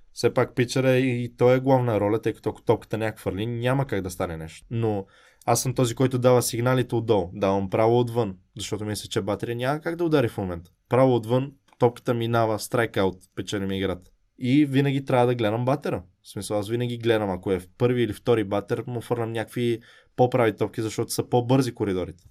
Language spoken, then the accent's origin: Bulgarian; Bulgaria; moved away; also born or lived in Italy; аз съм от България